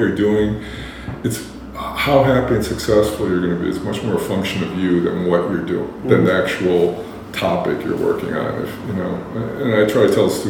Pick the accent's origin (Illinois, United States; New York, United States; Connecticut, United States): New York, United States; Buffalo; I grew up in Buffalo, New York